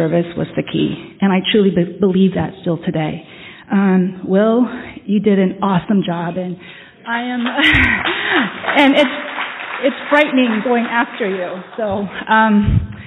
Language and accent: English; Vietnam; moved away; I come from Vietnam. I'm Vietnamese. Even though I don't look it, a part of my past is that I am Vietnamese. I am adopted into a Vietnamese family. I was born in Vietnam